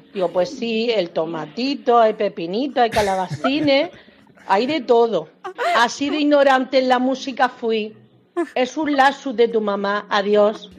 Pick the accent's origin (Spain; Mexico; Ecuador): Spain; Almería, Andalusia; somos de Armería